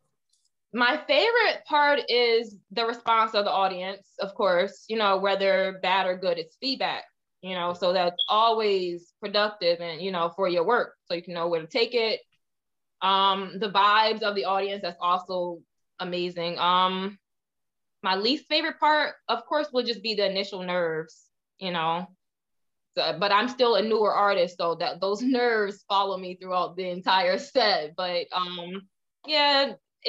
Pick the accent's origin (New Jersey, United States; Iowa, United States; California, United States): New Jersey, United States; also born or lived in Ohio; I was born in Ohio, raised in New Jersey for most of my life.